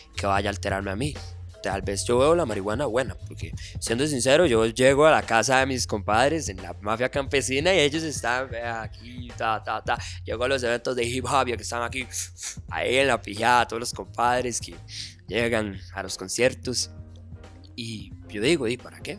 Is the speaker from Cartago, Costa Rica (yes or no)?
no; Tibás, San José, Costa Rica; yo soy de Tibás